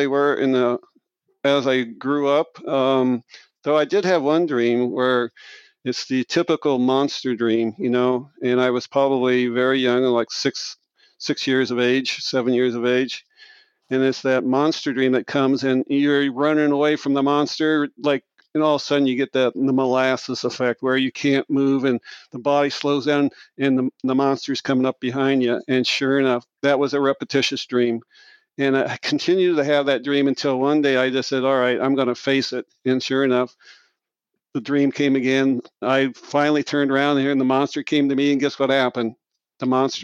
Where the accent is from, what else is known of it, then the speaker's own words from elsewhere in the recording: Marshalltown, Iowa, United States; I'm from Marshalltown, Iowa, central Iowa, and grew up in a very small blue-collar town